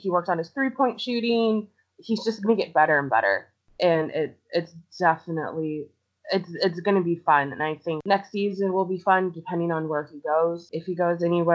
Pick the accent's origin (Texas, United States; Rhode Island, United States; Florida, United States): Florida, United States; Orlando; My hometown boys. The Orlando Magic